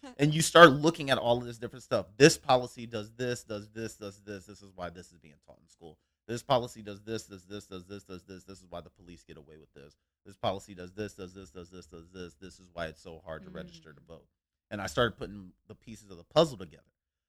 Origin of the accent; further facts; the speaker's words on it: Cincinnati, Ohio, United States; I grew up in Cincinnati. And lack of better terms, we grew up in the hood.